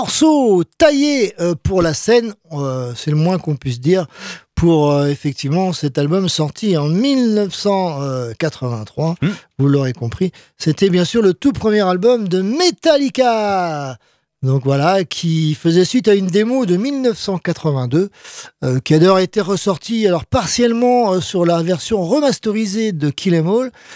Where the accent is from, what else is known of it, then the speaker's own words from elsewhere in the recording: France; chez nous, en France